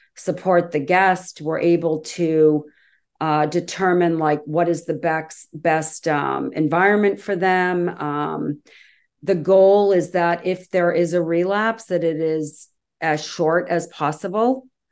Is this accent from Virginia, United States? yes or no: no; Massachusetts, United States; I grew up in Massachusetts